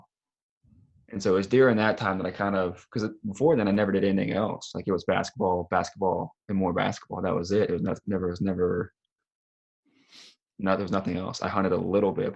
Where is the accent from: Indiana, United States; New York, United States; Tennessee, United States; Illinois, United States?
Tennessee, United States; moved away; also born or lived in Colorado / Alabama; I grew up down in Tennessee playing basketball